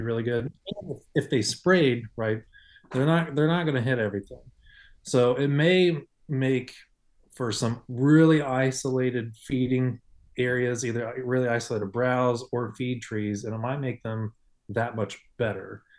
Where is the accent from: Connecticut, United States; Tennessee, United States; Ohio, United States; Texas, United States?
Ohio, United States; I grew up in Ohio hunting, so I grew up hunting over corn.